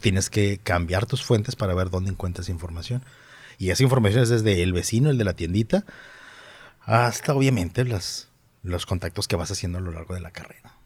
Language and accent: Spanish; Monterrey, Nuevo León, Mexico; accent: regio; mi acento regio